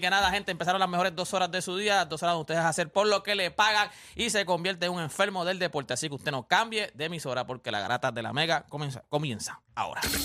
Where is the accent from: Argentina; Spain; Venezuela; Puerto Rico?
Puerto Rico; Loíza; soy criado en Loisa